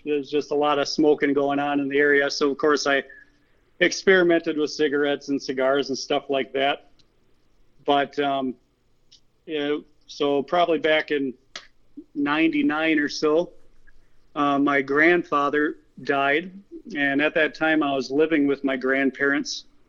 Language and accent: English; Spencer, Wisconsin, United States; I grew up in central Wisconsin, down in a little town called Spencer, pretty much right in the middle of the state. It's kind of mostly farm country.